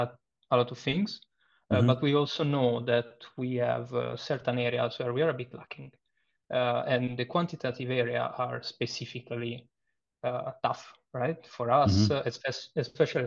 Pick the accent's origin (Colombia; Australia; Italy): Italy; accent: Italian; English is a second language; moved away as an adult; now in Berlin, Germany; I am Italian, as you may infer from my accent